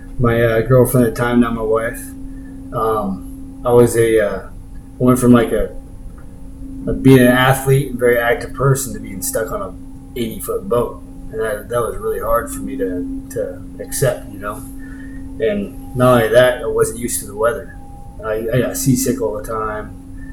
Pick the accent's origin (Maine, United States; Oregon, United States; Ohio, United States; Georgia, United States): Oregon, United States; Newport; also born or lived in Honolulu / Tillamook; Well, I was born in Honolulu, Hawaii, and my dad was Coast Guard, so I was around the sea my whole life. And he ended up getting stationed in Tillamook, Oregon.